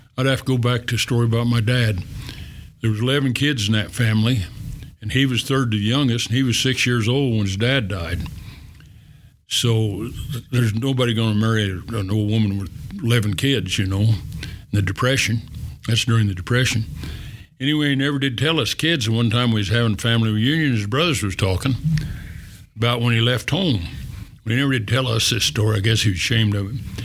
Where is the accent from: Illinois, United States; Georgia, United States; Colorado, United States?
Colorado, United States; Rangely; also born or lived in Naturita, Colorado; I was three years old when we come here, I think. Mm-hmm four years old